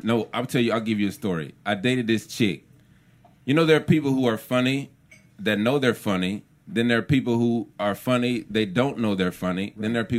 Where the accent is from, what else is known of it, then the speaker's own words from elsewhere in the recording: Houston, Texas, United States; also born or lived in Jackson, Mississippi / Tallahassee, Florida; No, I was born in Jackson, Mississippi, and my formative years were spent between Tallahassee, Florida, and Houston, Texas.